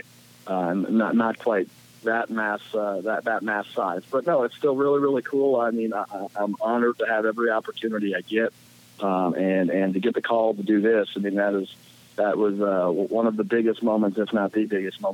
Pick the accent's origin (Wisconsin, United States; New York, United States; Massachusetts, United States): Wisconsin, United States; Green Bay; I'm from Green Bay